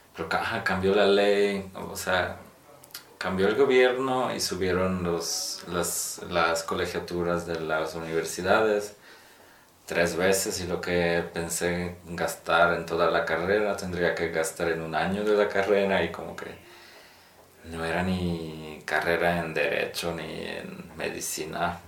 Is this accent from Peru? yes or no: no; Poland; Spanish is a second language; now in Mexico; Yo siendo un polaco aquí en México, digo que soy de Polonia